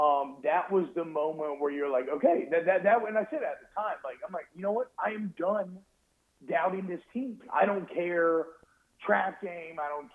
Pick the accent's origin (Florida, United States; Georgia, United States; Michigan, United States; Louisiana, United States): Georgia, United States; I grew up in Georgia